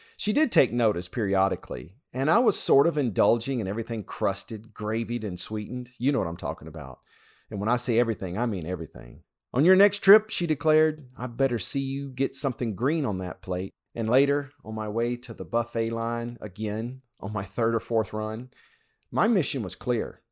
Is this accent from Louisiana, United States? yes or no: yes; Louisiana, United States; When I was growing up in Louisiana